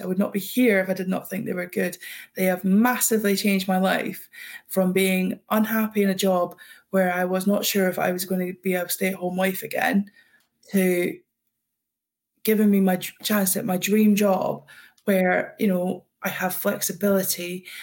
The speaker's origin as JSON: {"language": "English", "region": "Scotland", "country": "United Kingdom", "said": "I'm Scottish"}